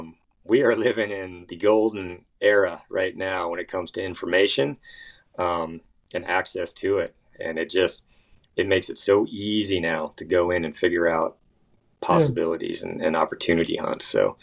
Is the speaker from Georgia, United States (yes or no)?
no; Washington, United States; also born or lived in Idaho / Montana; You know, I grew up in Washington and Idaho and Montana.